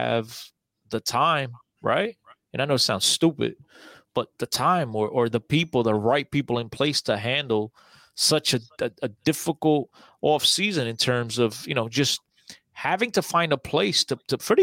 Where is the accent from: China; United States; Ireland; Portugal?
Portugal; My hometown, baby. My hometown